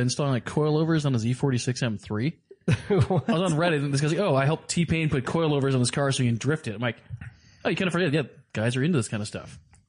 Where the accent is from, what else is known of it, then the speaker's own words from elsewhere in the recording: Ireland; I am Irish, so yeah.